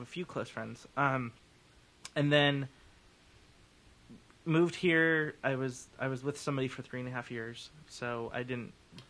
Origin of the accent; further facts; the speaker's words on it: Fresno, California, United States; now in San Diego, United States; growing up in Fresno